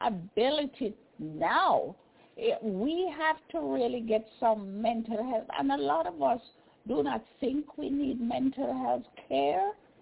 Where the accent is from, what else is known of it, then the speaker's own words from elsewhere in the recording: Jamaica; I remember growing up in Jamaica, barefoot little pygmy, I run up and down, don't even have a pair of shoes or clothes, a change of clothes.